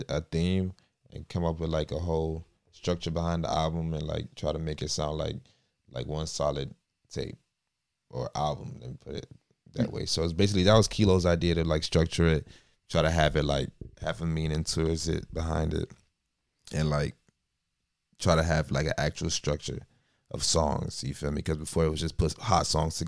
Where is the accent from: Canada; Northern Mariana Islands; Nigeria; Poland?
Nigeria; moved away; also born or lived in Miami, United States; I was born in like Miami, but like I grew up in Nigeria too at the same time